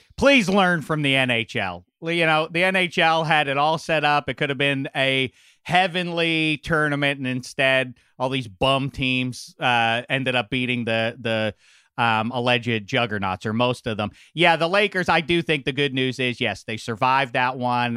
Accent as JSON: {"language": "English", "town": "Pittsburgh", "region": "Pennsylvania", "country": "United States", "tie": "born or raised there", "said": "I grew up in Pittsburgh"}